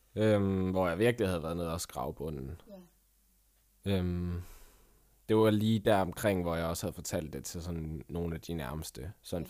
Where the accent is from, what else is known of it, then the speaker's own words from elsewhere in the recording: Vejle, Southern Denmark, Denmark; jeg er jo fra Vejle